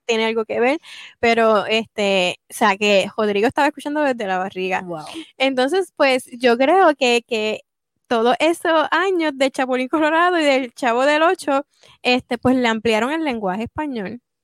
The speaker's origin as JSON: {"language": "Spanish", "country": "Puerto Rico", "moved": "yes", "lives_now": "United States"}